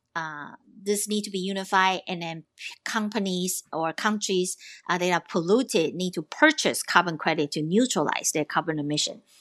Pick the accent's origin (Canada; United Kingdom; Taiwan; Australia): Taiwan; I'm from Taiwan, so I am also a Pacific Islander at heart